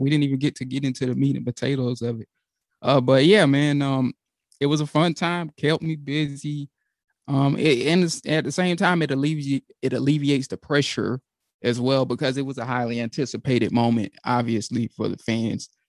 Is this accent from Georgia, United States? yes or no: yes; Georgia, United States; my home state